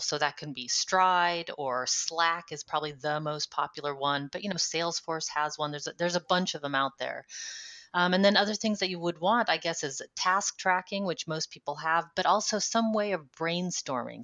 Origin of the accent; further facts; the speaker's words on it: United States; moved away as an adult; now in Netherlands; I'm an American living in the Netherlands for the last 10 years